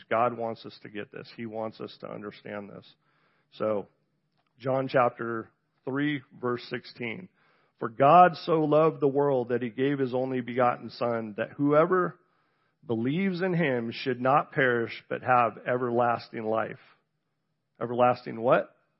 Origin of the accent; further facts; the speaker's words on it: Encinitas, California, United States; also born or lived in San Diego, California; I was born in San Diego, California, grew up in Southern California, so you can say I'm from the South. Um, Encinitas, to be exact